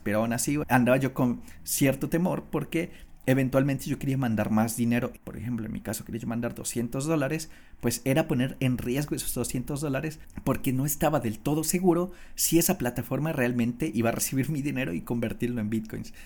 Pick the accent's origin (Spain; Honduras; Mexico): Mexico; moved away as an adult; por ahí del 2015 yo salí de mi país, que yo soy de México